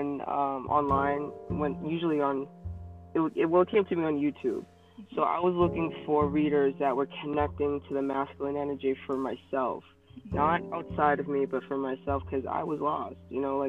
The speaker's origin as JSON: {"language": "English", "town": "Boston", "region": "Massachusetts", "country": "United States", "accent": "thick Boston", "said": "I'm from Boston, Massachusetts. So if my accent comes out, you're going to have to bear with me. It just comes out. It's pretty thick"}